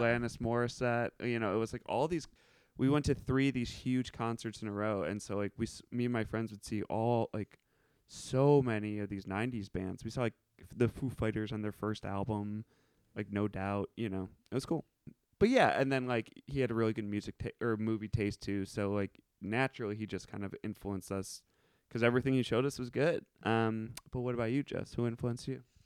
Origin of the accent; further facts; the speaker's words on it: Evanston, Illinois, United States; moved away; I grew up in Evanston, Illinois.